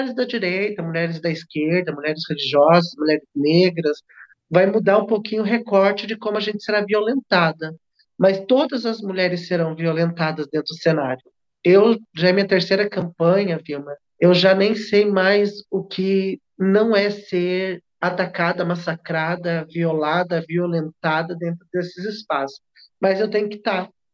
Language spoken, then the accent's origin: Portuguese; Brazil; a gente, enquanto brasileira